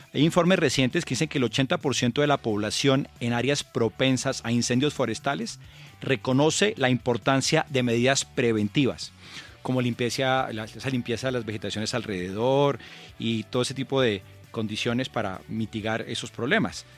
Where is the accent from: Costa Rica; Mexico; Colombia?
Colombia